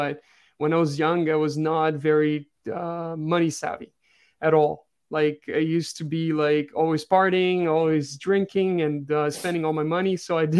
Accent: Brazil; English is a second language; moved away as an adult; also born or lived in France; I was born and grew in Brazil until like 2013. So for 28 years, I lived in Brazil. My father's French, so I lived a little bit in France when I was young.

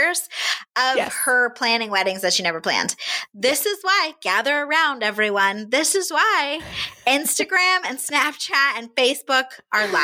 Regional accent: Florida, United States; moved away; I grew up in Florida

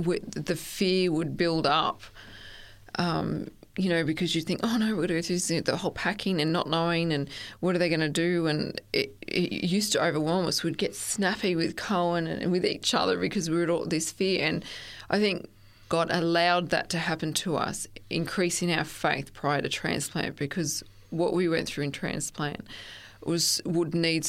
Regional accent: Stanthorpe, Queensland, Australia; also born or lived in Gosford / Sunshine Coast; Oh, I was born actually in Gosford, and my family travelled a lot and we moved a lot. I spent a lot of my younger years in Stanthorpe, and then from Stanthorpe we moved to the Sunshine Coast when I was about 15.

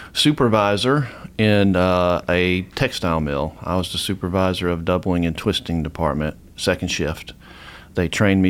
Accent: Atlanta, Georgia, United States; now in Tennessee, United States; I grew up in the Atlanta area

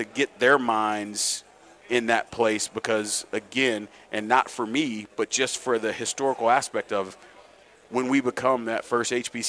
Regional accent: St. Louis, Missouri, United States; To those teams outside of just, I'm from St. Louis, I'm a Cardinal fan

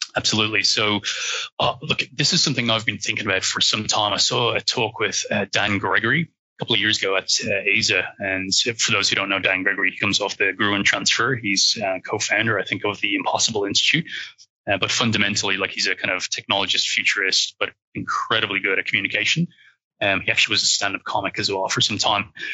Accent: Ireland; accent: Irish; you might be able to hear that I'm Irish uh, with the accent.

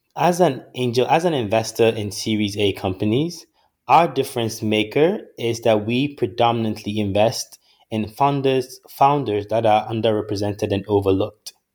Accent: Ghana; moved away; a boy born and raised in Ghana, who has had the opportunity to live abroad and study in various places

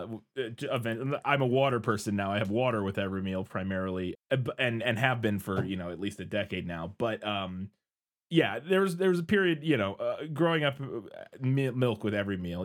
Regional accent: Midwest, United States; I'm from the Midwest. We eat weird stuff sometimes

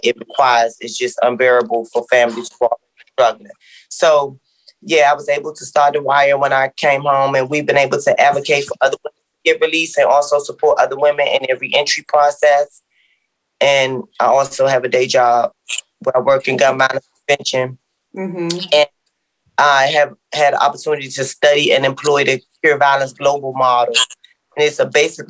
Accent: Washington, District of Columbia, United States; I grew up in Southeast D.C.

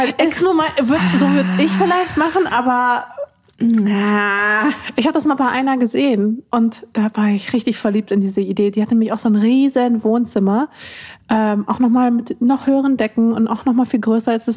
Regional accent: Ruhr area, North Rhine-Westphalia, Germany; Ich bin ja im Pott aufgewachsen

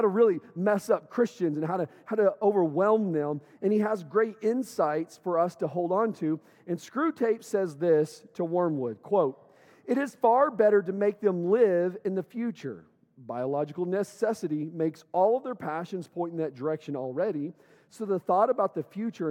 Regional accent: Owosso, Michigan, United States; moved away; I grew up here in Owosso. I went all the way through eighth grade in Owosso.

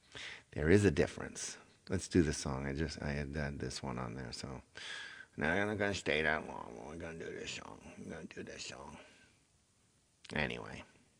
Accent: Indiana, United States; I'm from Indiana.

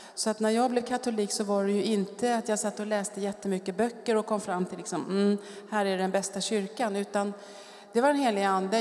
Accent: Stockholm, Stockholm County, Sweden; moved away as an adult; also born or lived in France; jag kommer från Stockholm, vuxit upp i Bromma

